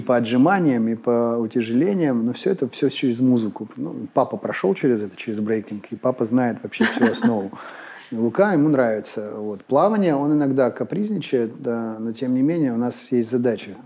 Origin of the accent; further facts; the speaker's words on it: Izhevsk, Udmurtia, Russia; moved away as an adult; 19 моих первых лет жизни были связаны с Ижевском